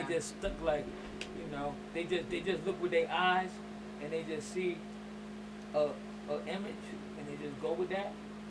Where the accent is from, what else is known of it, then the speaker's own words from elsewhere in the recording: New York, United States; We from New York.